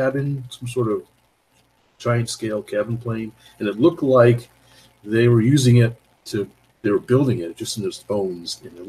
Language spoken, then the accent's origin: English; Toronto, Ontario, Canada; We're from the Toronto area.